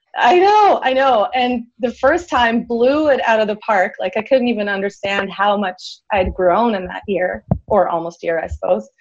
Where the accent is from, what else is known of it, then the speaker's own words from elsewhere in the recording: Switzerland; moved away; also born or lived in Canada; I'm originally from Switzerland and I was living in Canada at the time